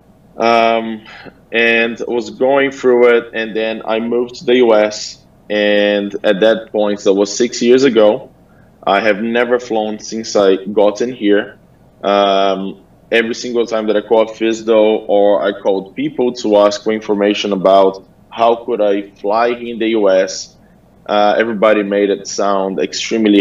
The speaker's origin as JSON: {"language": "English", "country": "New Zealand", "tie": "born or raised there", "also_born_or_lived": "Brazil", "moved": "yes", "said": "So I grew up in New Zealand. I was born in Brazil. I grew up in New Zealand."}